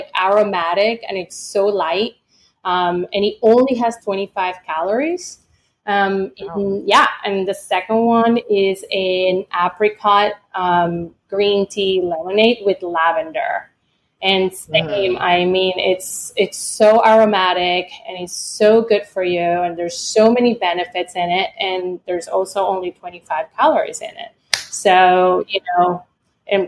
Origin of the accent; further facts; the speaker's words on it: Venezuela; moved away; also born or lived in Florida; I grew up in Venezuela